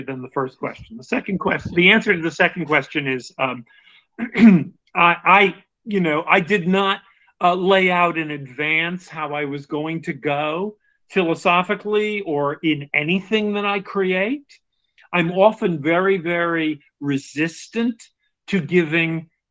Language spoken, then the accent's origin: English; United States; I'm saying American probably because that's what I am